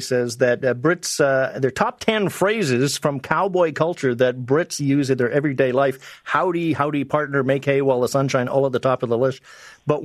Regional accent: Kamloops, British Columbia, Canada; I grew up in BC in Kamloops

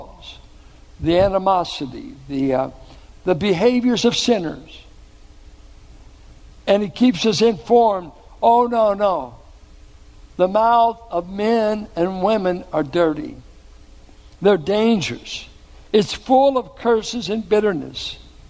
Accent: Richmond, Virginia, United States; where I grew up in Richmond

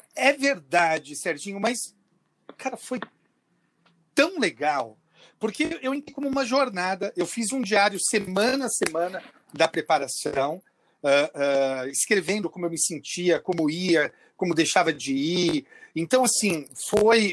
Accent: Bebedouro, São Paulo, Brazil; eu sou do interior de São Paulo, em Bebedouro

